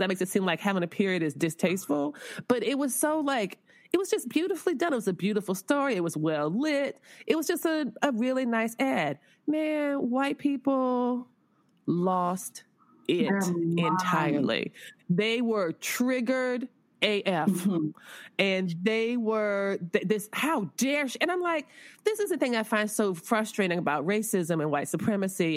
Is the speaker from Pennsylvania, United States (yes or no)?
no; West Palm Beach, Florida, United States